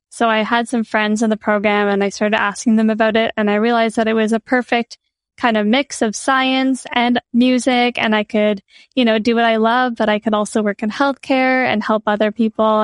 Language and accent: English; Prince Edward Island, Canada; also born or lived in Nova Scotia; now in Toronto, Canada; I grew up on Prince Edward Island on the east coast of Canada. I went to school in Nova Scotia and I've been in Toronto for the past four years